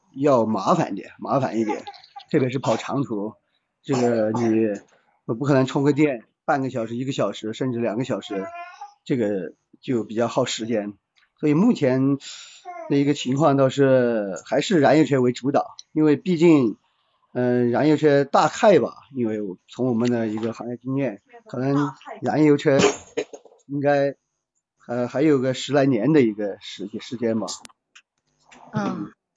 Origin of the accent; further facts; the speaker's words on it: Guizhou, China; 来自贵州嗯，然后从事嗯。汽车，呃，四 S 店管理，大概有个七八年这个样子